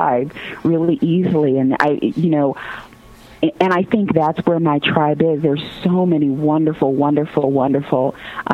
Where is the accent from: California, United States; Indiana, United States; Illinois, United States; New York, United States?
Indiana, United States; Gary; I grew up in Gary, Indiana